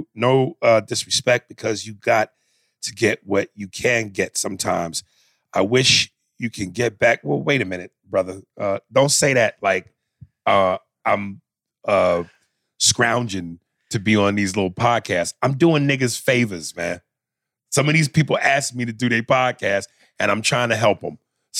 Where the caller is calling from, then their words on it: Montgomery, Alabama, United States; the character from the Gump / Montgomery, Alabama. I'm from the South, but I'm smart.